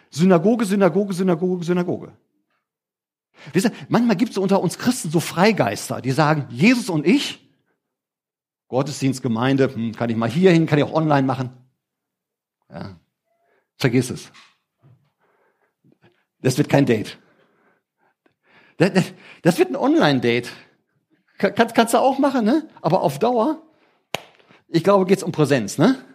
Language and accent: German; Germany; Heißt für mich übersetzt als Deutscher, ich verdiene weniger Geld.